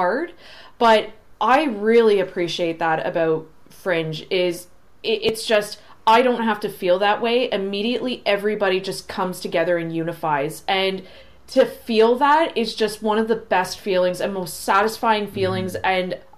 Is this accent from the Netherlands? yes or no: no; St. Catharines, Ontario, Canada; I'm from St. Catharines